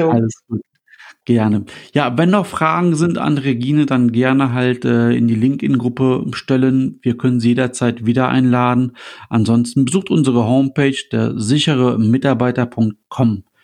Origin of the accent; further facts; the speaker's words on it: Düsseldorf, North Rhine-Westphalia, Germany; also ich als Düsseldorfer, bekomme ich das Wasser dann, dass ich, was nachher aus der Leitung kommt, aus dem Rhein